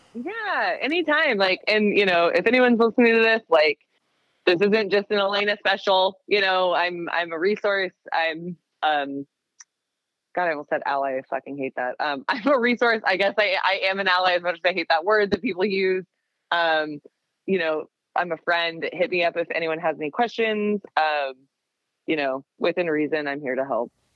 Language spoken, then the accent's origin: English; Seattle, Washington, United States; moved away as an adult; now in Portland, United States; I grew up in the Seattle area